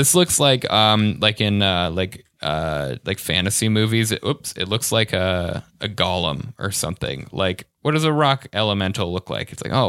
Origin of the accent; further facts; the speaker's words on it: Arvada, Colorado, United States; in my hometown of Arvada, Colorado.